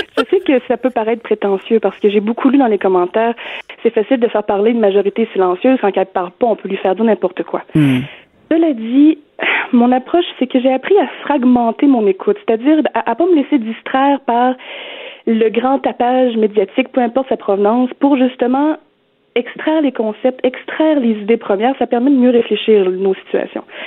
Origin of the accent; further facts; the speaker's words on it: Beauce, Quebec, Canada; now in Montreal, Canada; J'habite à Montréal, mais moi, je suis Beauceronne